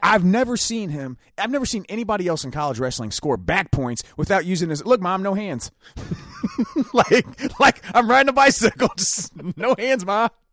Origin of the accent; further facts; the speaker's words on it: Ohio, United States; We're from Ohio